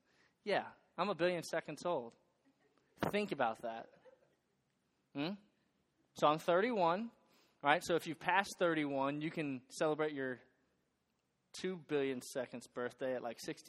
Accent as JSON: {"language": "English", "area": "north shore of Lake Pontchartrain, outside New Orleans", "region": "South Louisiana", "country": "United States", "tie": "born or raised there", "moved": "as an adult", "lives_now": "Boone, United States", "said": "I'm from South Louisiana. I'm from right outside New Orleans. And where I live, my hometown, is on the north shore of a massive lake called Lake Pontchartrain"}